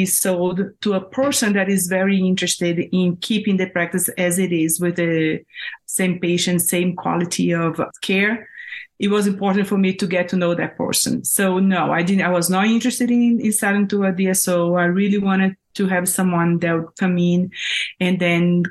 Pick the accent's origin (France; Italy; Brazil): Brazil; moved away as an adult; now in Denver, United States; I am originally from Brazil. I was a dentist in Brazil, and then I moved to the U.S. to study